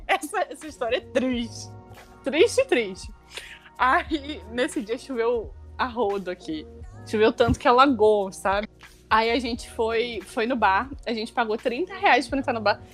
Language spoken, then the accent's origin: Portuguese; Rio de Janeiro, Brazil; eu venho do Rio de Janeiro, eu pego Japeri